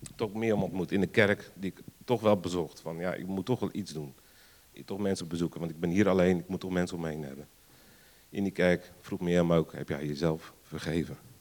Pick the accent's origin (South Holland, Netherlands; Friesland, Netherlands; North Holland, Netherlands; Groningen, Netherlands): South Holland, Netherlands; Rotterdam; moved away; Oorspronkelijk kom ik uit Rotterdam. Misschien hoort een beetje mijn accent